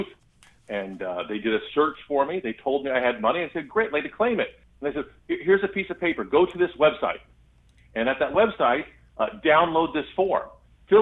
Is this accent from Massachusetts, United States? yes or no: no; Gifford, Illinois, United States; Gifford, Illinois, my hometown